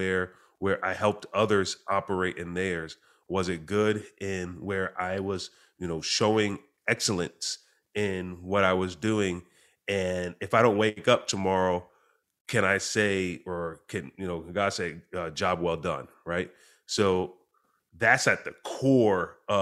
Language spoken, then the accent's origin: English; Clinton Corners, New York, United States; So I grew up in a small town, population between 2,000, 4,000 people. It's an area that to this day has no stoplights at all. It's a small town called Clinton Corners in New York